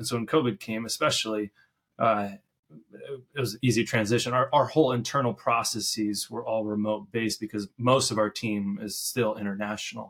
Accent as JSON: {"language": "English", "town": "Lincoln", "region": "Nebraska", "country": "United States", "tie": "born or raised there", "said": "I moved back to my hometown, Nebraska, Lincoln, Nebraska."}